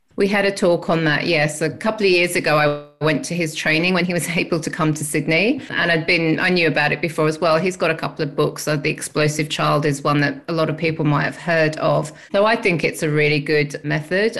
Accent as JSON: {"language": "English", "region": "England", "country": "United Kingdom", "moved": "yes", "lives_now": "Australia", "said": "as you can tell by my accent, I'm from England"}